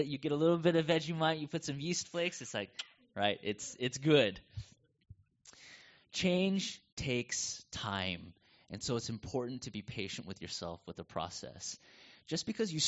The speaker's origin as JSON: {"language": "English", "country": "United States", "accent": "North American", "moved": "as an adult", "lives_now": "Coburg, Australia", "said": "I still felt American. I still have this North American accent"}